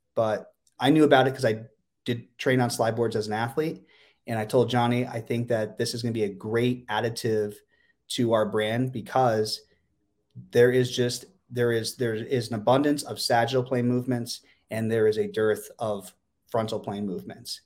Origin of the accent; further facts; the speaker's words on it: Pennsylvania, United States; moved away; my hometown in Pennsylvania